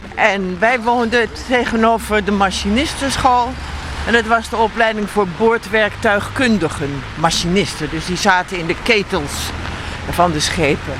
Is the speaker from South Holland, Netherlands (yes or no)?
yes; Rotterdam, South Holland, Netherlands; moved away; die wijken waar ik ben opgegroeid